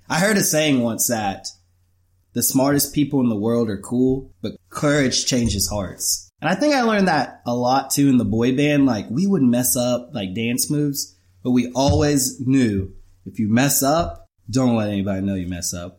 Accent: Pensacola, Florida, United States; also born or lived in Orlando; I'm from Pensacola. I was born and raised here

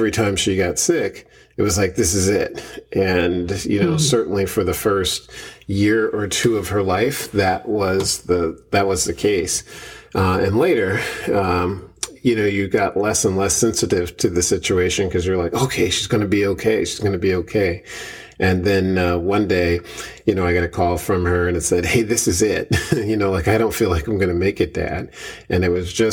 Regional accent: Philadelphia, Pennsylvania, United States; also born or lived in Bear, Delaware; born and raised in West Philadelphia.

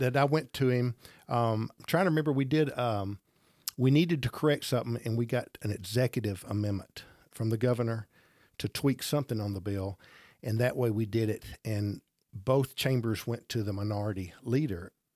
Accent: Gadsden, Alabama, United States; born or raised there

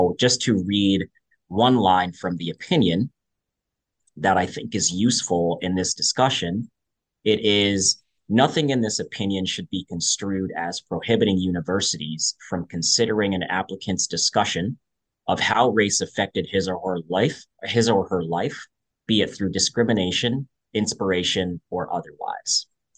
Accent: Albany, New York, United States; now in Boston, United States; I am originally from the Albany, New York area, but now living in the Boston area.

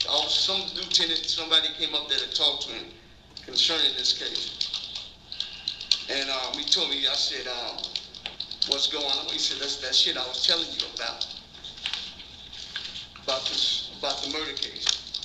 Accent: Chicago, Illinois, United States; He knew I wasn't from there. He knew I was from Chicago, Illinois.

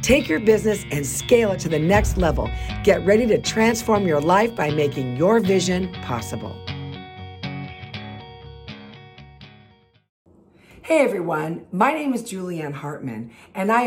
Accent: Los Angeles, California, United States; I am born and raised in Los Angeles

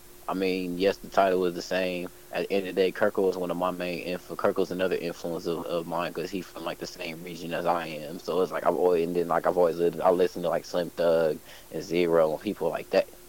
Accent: Ohio, United States; also born or lived in Mesa, Arizona; Yeah, my family from Ohio. I was raised here, but to be honest, I'm from Mesa, Arizona. I'm from the West Coast.

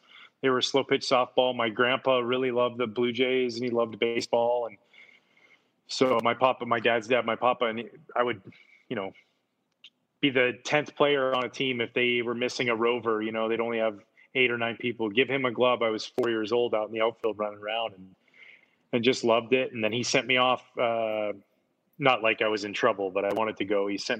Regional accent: Pacific Northwest, United States; I grew up in the Northwest, so we got a lot of Mariners games.

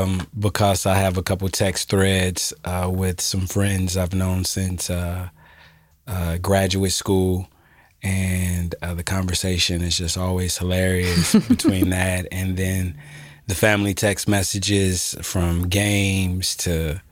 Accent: Alpharetta, Georgia, United States; also born or lived in Jackson, Mississippi; I am from Jackson, Mississippi, but I was raised about 30 minutes north of Atlanta called Alpharetta, Georgia.

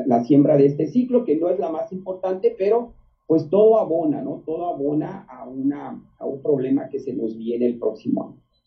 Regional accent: Mexico; somos más mexicanos que hace 15, 20 años

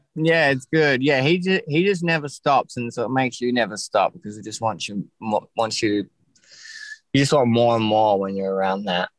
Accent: Ocean Grove, Victoria, Australia; also born or lived in West Preston / Castlemaine; now in Melbourne, Australia; I grew up in Ocean Grove, which is like a small surf town

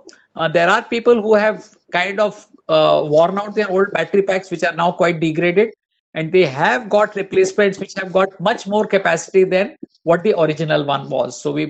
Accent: India; first language Hindi; English is a second language; nice switching from my usual Hindi to English today. I hope viewers kind of did not have problems with my accent.

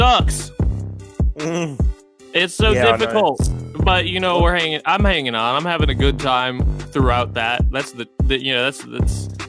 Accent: San Diego, California, United States; now in Baltimore, United States; I grew up actually in San Diego, a couple hours from LA.

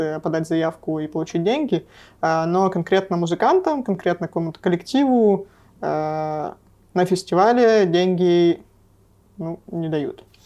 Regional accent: Nevyansk, Sverdlovsk Oblast, Russia; moved away; Я из Невьянска

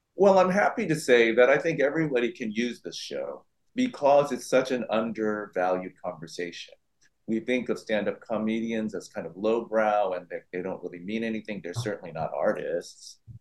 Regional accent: San Francisco, California, United States; my hometown, San Francisco

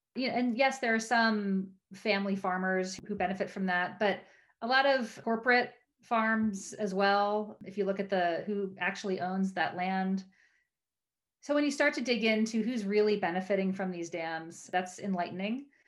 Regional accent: Maryland, United States; the creek behind my house growing up in Maryland

